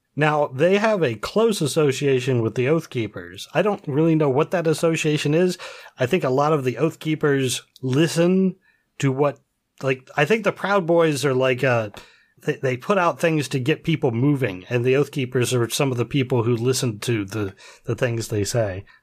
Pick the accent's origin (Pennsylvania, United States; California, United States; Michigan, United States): Pennsylvania, United States; we're from Pennsylvania